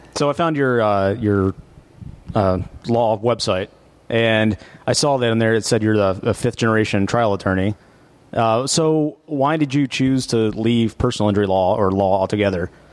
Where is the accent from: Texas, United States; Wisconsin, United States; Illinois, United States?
Texas, United States; Abilene; now in Dallas, United States; we grew up in Abilene